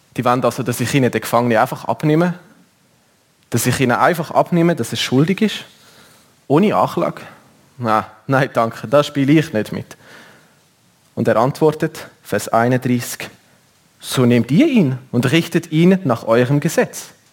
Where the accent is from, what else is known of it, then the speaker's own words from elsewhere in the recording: Switzerland; bei uns in der Schweiz